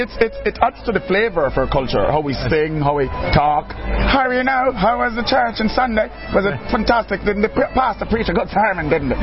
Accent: Jamaica; now in Canada; Because the music in Jamaica is very fragmented because we're a very mixed culture.

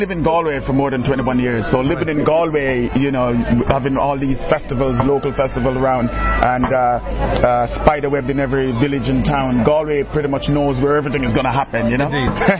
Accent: Jamaica; now in Canada; Because the music in Jamaica is very fragmented because we're a very mixed culture.

